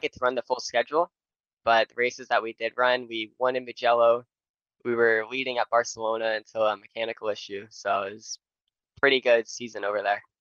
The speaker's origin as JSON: {"language": "English", "town": "Nashville", "region": "Tennessee", "country": "United States", "said": "I'm from Nashville, Tennessee"}